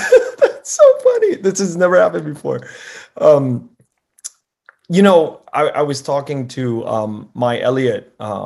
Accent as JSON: {"language": "English", "town": "Chambersburg", "region": "Pennsylvania", "country": "United States", "tie": "born or raised there", "said": "November 28, 1975, Fort Indian, I was born right outside in Chambersburg."}